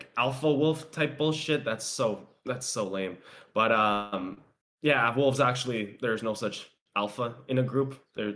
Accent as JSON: {"language": "English", "town": "Toronto", "region": "Ontario", "country": "Canada", "tie": "born or raised there", "moved": "yes", "lives_now": "Vancouver, Canada", "said": "growing up in Toronto"}